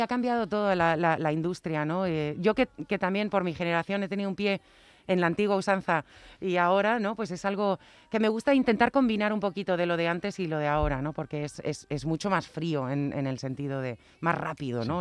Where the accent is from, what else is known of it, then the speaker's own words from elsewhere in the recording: Spain; moved away; also born or lived in United States; estar en mi tierra